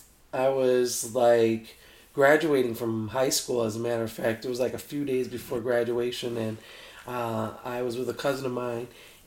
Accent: Chicago, Illinois, United States; moved away as an adult; now in Las Vegas, United States; I'm from Chicago, Illinois, originally the south side of Chicago. I moved here about 3 years ago

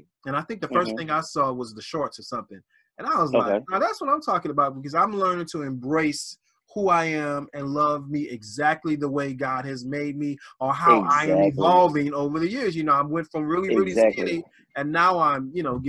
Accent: the South, United States; I'm from the South

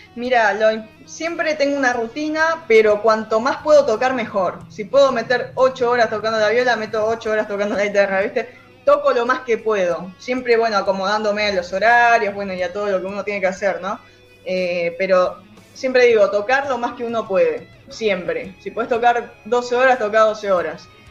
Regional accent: Zárate, Buenos Aires Province, Argentina; Yo soy de Zárate

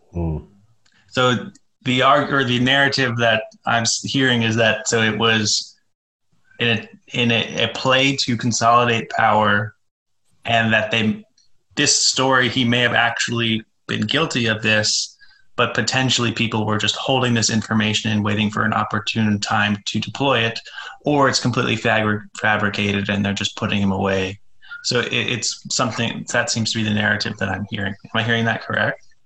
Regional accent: United States; what I'm most familiar with growing up here.

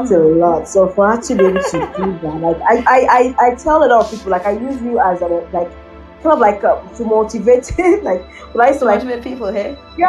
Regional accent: Nigeria; also born or lived in Fort McMurray, Alberta, Canada; now in Canada; I'm from Nigeria

